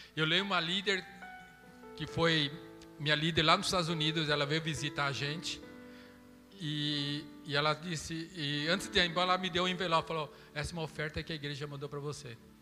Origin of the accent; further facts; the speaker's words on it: Brazil; eu sou brasileiro